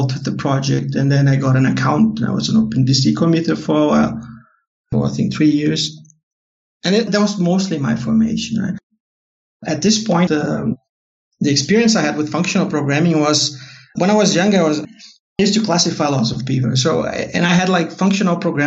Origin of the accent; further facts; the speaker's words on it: Porto Alegre, Rio Grande do Sul, Brazil; English is a second language; I'm from Porto Alegre